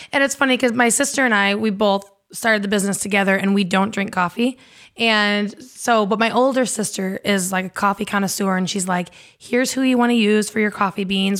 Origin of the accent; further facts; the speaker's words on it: eastern Iowa, United States; I grew up in Iowa, in eastern Iowa on a farm